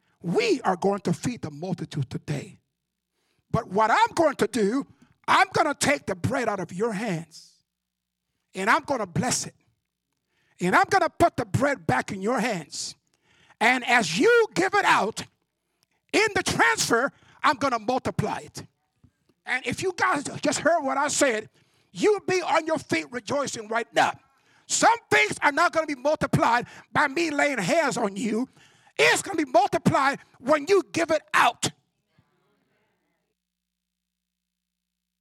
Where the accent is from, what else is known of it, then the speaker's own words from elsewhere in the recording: Cuba; moved away; My hometown is very restricted. Not Cubans don't go to my hometown.